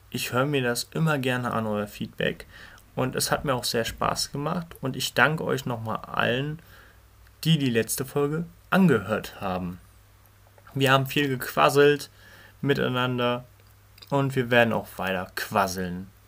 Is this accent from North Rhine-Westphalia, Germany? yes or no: no; Berlin, Germany; Ich bin 16 Jahre alt. Ich komme aus Berlin. Genauer zu sein aus dem schönsten Stadtteil Berlins, den Berliner Wedding.